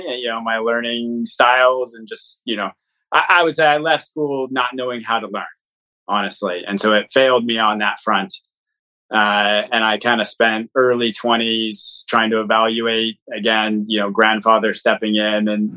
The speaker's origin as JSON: {"language": "English", "town": "Portland", "region": "Oregon", "country": "United States", "tie": "born or raised there", "said": "I actually uh, was born and grew up here in Portland, Oregon."}